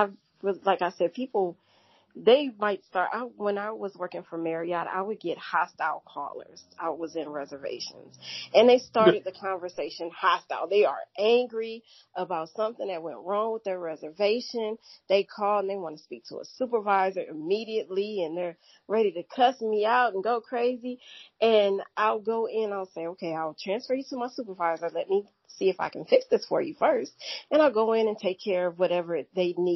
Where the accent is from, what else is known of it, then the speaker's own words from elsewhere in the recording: Cleveland, Ohio, United States; moved away; also born or lived in St. Louis, Missouri; I was raised in Cleveland, Ohio